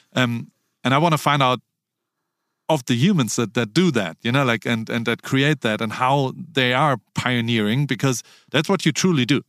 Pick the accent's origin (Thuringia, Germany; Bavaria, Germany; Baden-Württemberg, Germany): Baden-Württemberg, Germany; Heidelberg; I grew up in Heidelberg, Germany